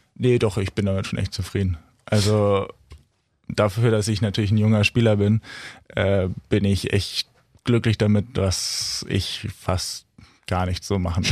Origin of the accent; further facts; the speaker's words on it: Kollmar, Schleswig-Holstein, Germany; ich komme aus Kolmar